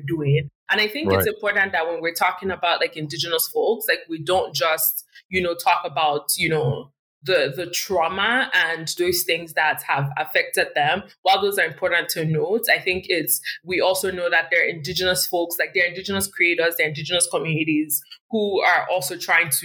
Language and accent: English; Warri, Delta, Nigeria; now in Canada; I come from Warri, and, you know, when I was there, like SPDC or Shell was one of the big companies there